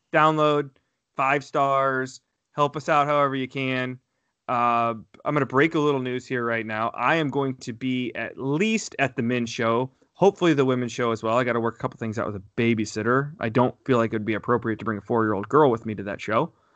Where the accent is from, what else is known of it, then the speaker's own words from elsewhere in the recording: Fort Wayne, Indiana, United States; I was born in the Fort Wayne area